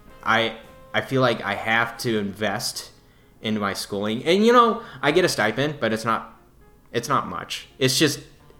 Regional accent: Dallas, Texas, United States; I'm from Dallas

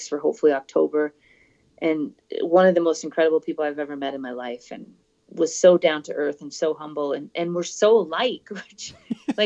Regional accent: Calgary, Alberta, Canada; my hometown, yep, in Calgary.

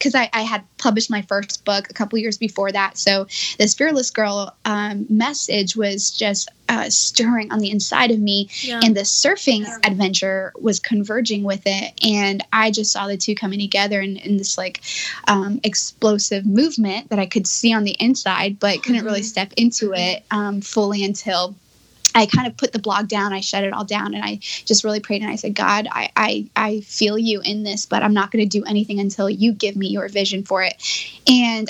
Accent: Miami, Florida, United States; moved away as an adult; now in California, United States; I grew up in Miami, Florida, and there's zero surf culture there at all

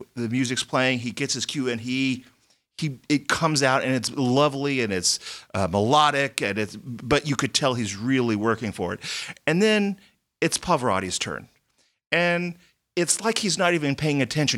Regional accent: Texas, United States; moved away; I grew up in Texas

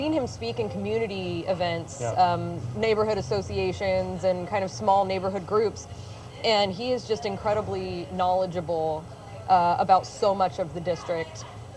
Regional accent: Santa Cruz County, California, United States; also born or lived in Vallejo, California; My family's been here in Santa Cruz County for four generations. I'm the only person in my family who wasn't born at Dominican. I was born at Travis Air Force Base in Vallejo

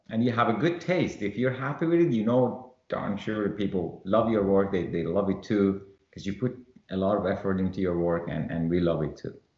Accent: Iran; moved away; I was born in Iran

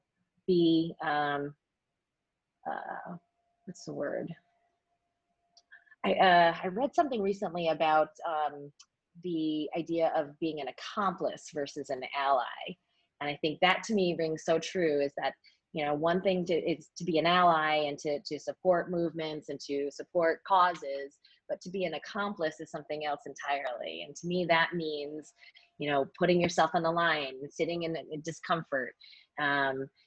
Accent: Syracuse, New York, United States; moved away as an adult; also born or lived in Richmond, Virginia; now in New York City, United States; I grew up in Syracuse, New York

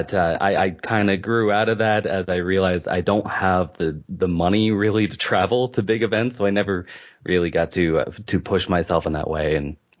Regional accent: Virginia Beach, Virginia, United States; also born or lived in Seattle; Okay, I'm from Virginia, which is on the east coast of the United States. I'm from Virginia Beach, but I've lived in Seattle the longest in my life.

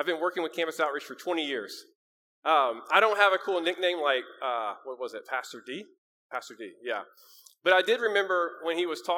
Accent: Kentucky, United States; also born or lived in Indianapolis, Indiana; now in Columbus, United States; However, I grew up in Kentucky. I was born and raised in Kentucky. And so I feel like these are my people as well.

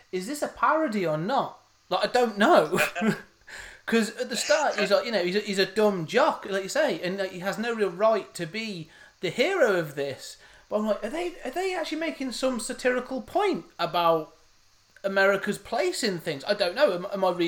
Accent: England, United Kingdom; I'm British. I am English

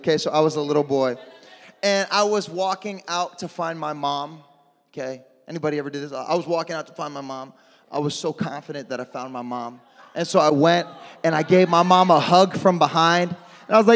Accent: Midwest, United States; moved away; I'm from the Midwest. I'm used to blizzards and snowstorms and all

